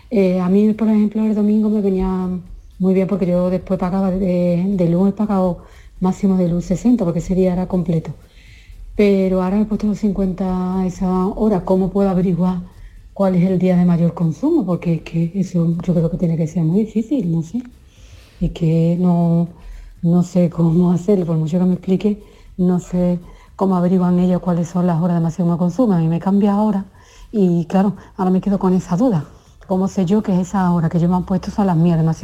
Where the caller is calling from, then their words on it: Seville, Andalusia, Spain; Hola, buenos días, soy … de Sevilla.